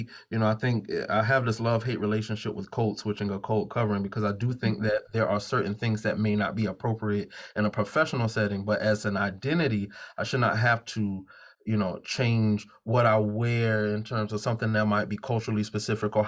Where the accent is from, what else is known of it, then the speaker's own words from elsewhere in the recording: the South, United States; accent: Southern twang, Gullah Geechee influences; also born or lived in Savannah; I could speak with the Southern twang in my accent, the Gullah Geechee influences from that space